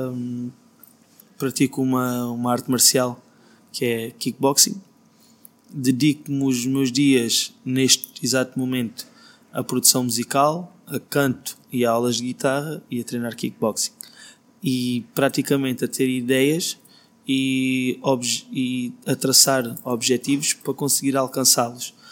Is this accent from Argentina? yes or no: no; Beja, Alentejo, Portugal; moved away as an adult; also born or lived in Brazil; now in Lisbon, Portugal; Nasci em Beja, depois morei no Brasil, voltei para Beja.